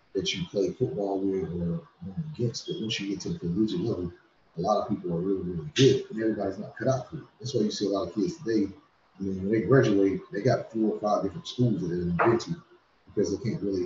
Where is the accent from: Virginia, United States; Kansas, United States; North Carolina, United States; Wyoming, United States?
North Carolina, United States; Washington; now in Tennessee, United States; I'm originally from Washington, North Carolina. Been living in Tennessee for over 20 years now.